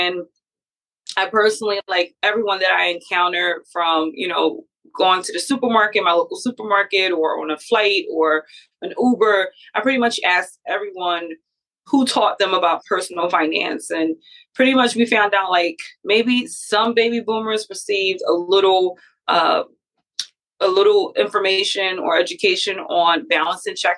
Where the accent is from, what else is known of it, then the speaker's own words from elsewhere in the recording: Philadelphia, Pennsylvania, United States; I'm from Philadelphia, born and raised